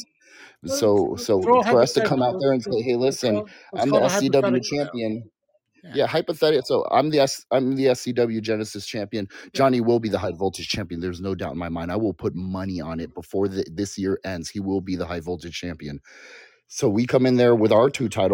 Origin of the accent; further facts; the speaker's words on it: Hawaii, United States; also born or lived in California; growing up in Hawaii.